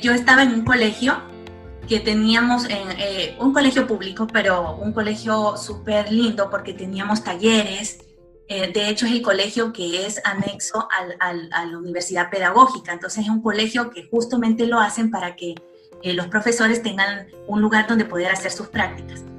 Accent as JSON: {"language": "Spanish", "town": "Tegucigalpa", "region": "Francisco Morazán", "country": "Honduras", "tie": "born or raised there", "moved": "as an adult", "lives_now": "Guayaquil, Ecuador", "said": "nací en Tegucigalpa, Honduras, en el seno de una familia humilde y trabajadora"}